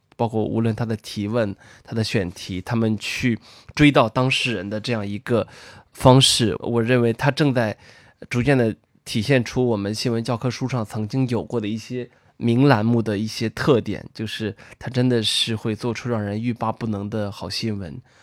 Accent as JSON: {"language": "Chinese", "region": "northern China", "country": "China", "said": "作为一个北方人"}